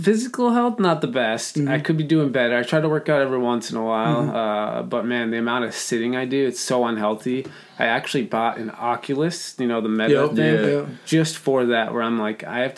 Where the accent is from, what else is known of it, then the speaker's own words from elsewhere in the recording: Lakeville, Minnesota, United States; I'm born and raised in Lakeville, Minnesota